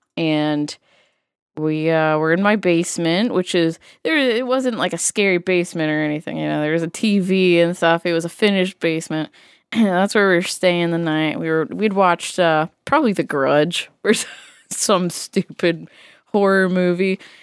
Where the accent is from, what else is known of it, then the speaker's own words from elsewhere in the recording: Massachusetts, United States; growing up in Massachusetts